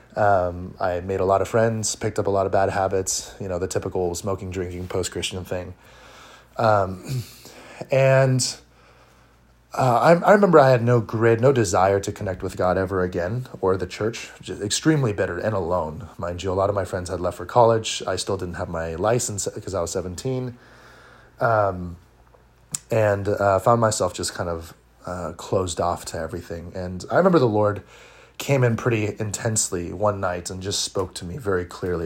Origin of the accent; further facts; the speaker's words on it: Orange County, California, United States; I'm from Orange County, California. Uh, I was born and raised here.